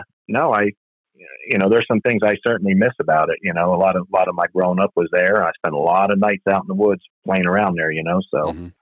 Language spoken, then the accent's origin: English; Pine Barrens, New Jersey, United States; moved away as an adult; also born or lived in Midwest; now in Northern Idaho, United States; I grew up in the Pine Barrens in New Jersey.